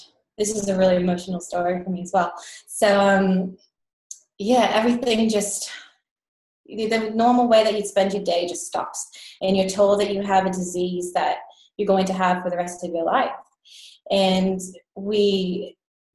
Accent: United States; moved away as an adult; now in Australia; I'm American, and I've been living overseas in Australia for about 10 years now

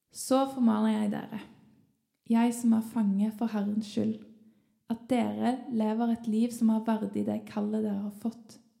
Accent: Sandnes, Rogaland, Norway; moved away; når jeg ennå bodde hjemme i Sandnes

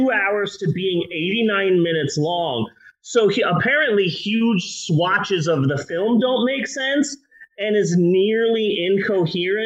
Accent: United States; we're American

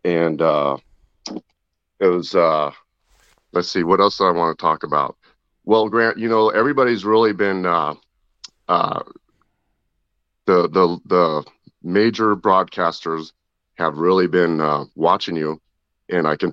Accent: Clear Lake, California, United States; Clear Lake, California

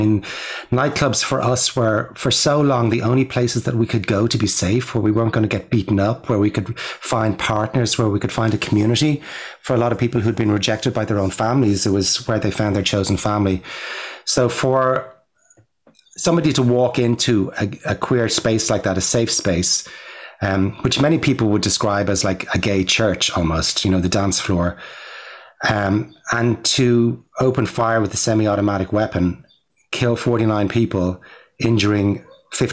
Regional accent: Ireland; now in New York, United States; I'm an Irish filmmaker

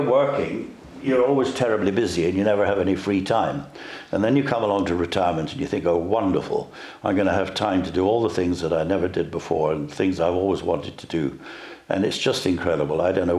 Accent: Dundee, Scotland, United Kingdom; also born or lived in London / Edinburgh; I came from Dundee originally

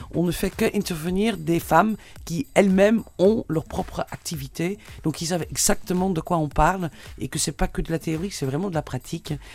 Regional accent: Netherlands; French is a second language; now in Tunisia; Vous entendez peut-être mon accent, donc, parce que je suis hollandaise

